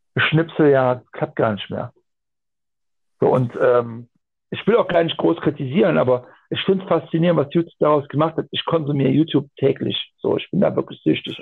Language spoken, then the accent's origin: German; Aachen, North Rhine-Westphalia, Germany; ich komme aus dem Raum Aachen und äh, holländisch-belgische Grenze